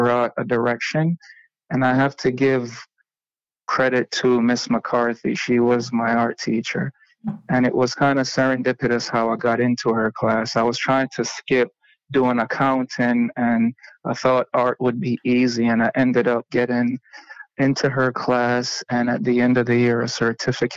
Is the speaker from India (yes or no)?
no; Jamaica; I was born and raised in Jamaica